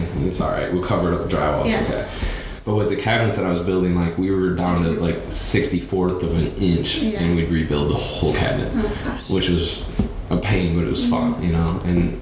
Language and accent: English; Grand Rapids, Michigan, United States; moved away as an adult; now in Texas, United States; I'm from West Michigan, the Grand Rapids area